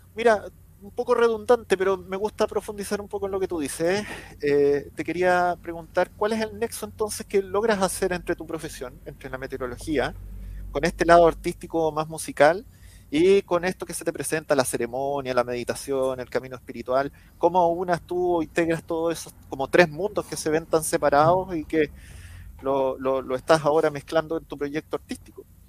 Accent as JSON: {"language": "Spanish", "country": "Chile", "said": "yo estoy transmitiendo hoy en día desde Chile"}